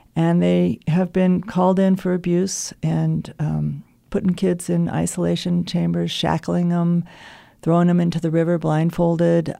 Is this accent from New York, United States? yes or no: no; Los Alamos, New Mexico, United States; also born or lived in Montana; my experience growing up in Los Alamos